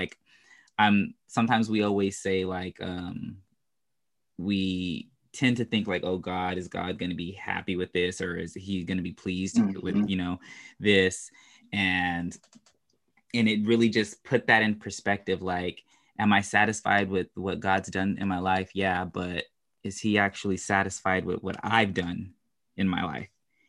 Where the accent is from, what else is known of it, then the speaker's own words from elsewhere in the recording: California, United States; also born or lived in Houston; I'm from California, but I always say that I'm from Houston.